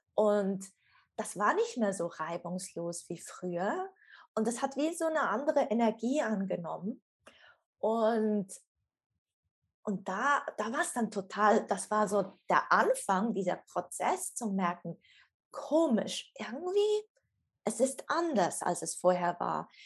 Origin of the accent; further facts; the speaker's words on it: Switzerland; ich komme aus der Schweiz und bin in Zug zu Hause